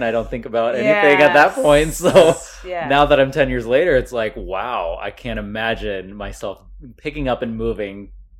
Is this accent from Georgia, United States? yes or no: no; Plano, Texas, United States; moved away as an adult; also born or lived in Los Angeles; Born and raised in Plano, Texas.